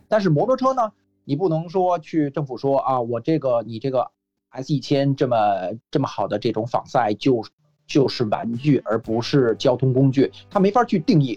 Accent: Beijing, China; moved away as an adult; now in Australia; 因为我是来自北京嘛

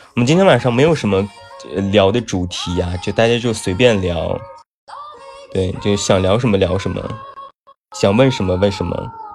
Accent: Taiyuan, Shanxi, China; now in Beijing, China; 我是山西人，太原人，对，我大太原的

